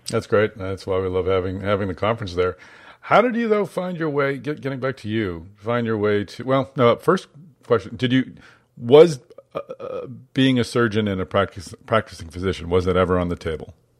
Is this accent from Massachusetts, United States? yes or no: yes; Boston, Massachusetts, United States; I, grew up in Boston